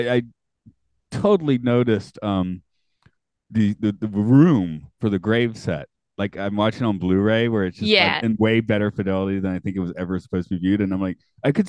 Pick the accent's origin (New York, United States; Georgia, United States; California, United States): Georgia, United States; Atlanta; I'm from Atlanta.